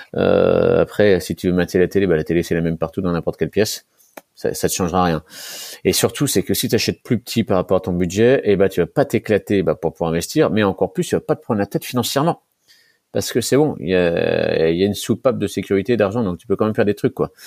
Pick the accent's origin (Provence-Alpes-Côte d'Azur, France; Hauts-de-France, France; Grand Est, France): Grand Est, France; Nancy; je suis originaire de Nancy